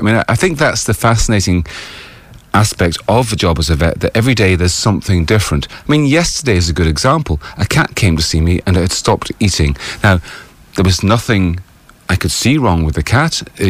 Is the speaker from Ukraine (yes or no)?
no; United Kingdom; So as a British vet, you see, originally, it means that I'm a life member of the Royal College of Veterinary Surgeons.